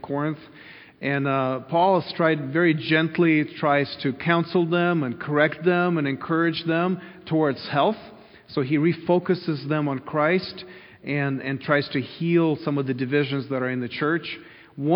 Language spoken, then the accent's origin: English; Kyiv, Ukraine; moved away; when I grew up in Kyiv in the city